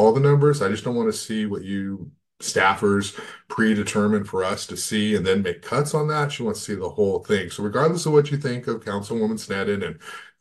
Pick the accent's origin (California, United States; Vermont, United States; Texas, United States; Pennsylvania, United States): California, United States; Goleta; I grew up in Goleta, Santa Barbara